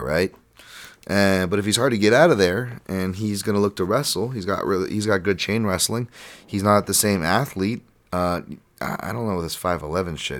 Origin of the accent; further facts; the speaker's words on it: Hawaii, United States; we grew up in Hawaii